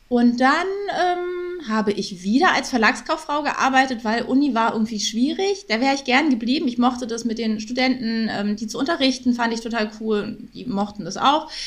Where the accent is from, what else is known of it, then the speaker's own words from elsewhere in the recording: Berlin, Germany; now in Hamburg, Germany; Auch aus Berlin.